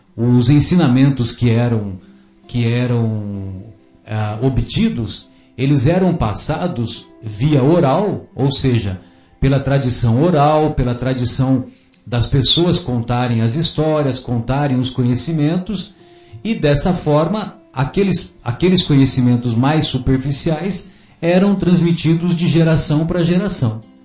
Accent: São José do Rio Pardo, São Paulo, Brazil; lá na minha infância, lá em São José do Rio Pardo, sabe, ô Fábio, ah, eu cresci escutando amorosamente de minha mãe

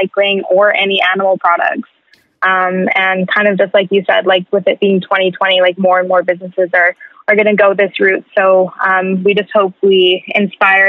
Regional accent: Lower Mainland, British Columbia, Canada; I was born and raised here in the Lower Mainland

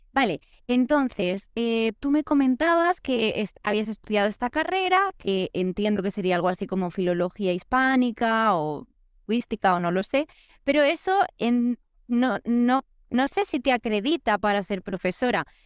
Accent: Spain; moved away; soy española, pero estoy viajando en América

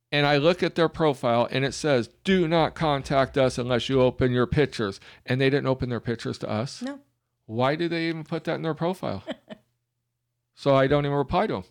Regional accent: Alabama, United States; we are from Alabama

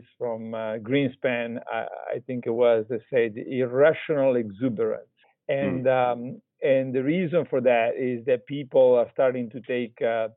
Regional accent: Italy; moved away; also born or lived in Texas; I'm originally from Italy

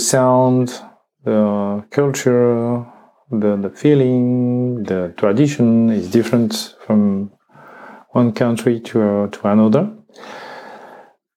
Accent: France; English is a second language; I am from France, from one region, but in me that's many countries and many traditions

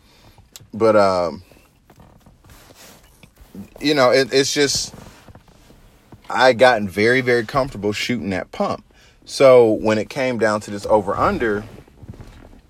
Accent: Georgia, United States; I'm from Georgia

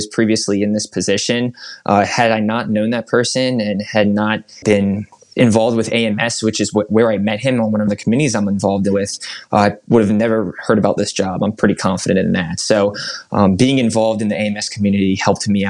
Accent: Philadelphia, Pennsylvania, United States; now in Indianapolis, United States; I was growing up in Philadelphia at the time

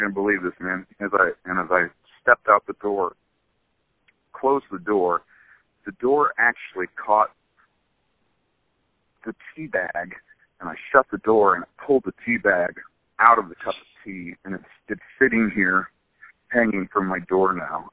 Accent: Charleston, Illinois, United States; also born or lived in Champaign-Urbana, Illinois; I'm from Charleston, Illinois, originally, where Eastern Illinois University is

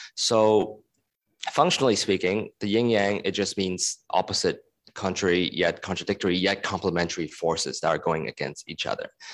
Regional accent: Hong Kong; moved away; also born or lived in United States; I was born and raised in Hong Kong and I was in the States for ten years

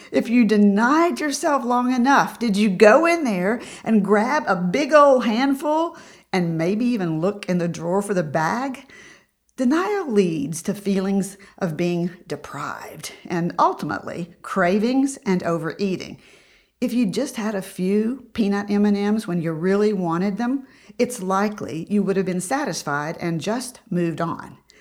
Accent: Tennessee, United States; I grew up in Tennessee

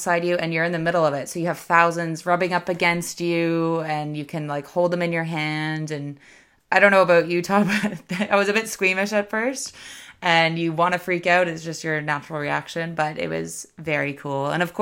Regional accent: Canada; as a Canadian

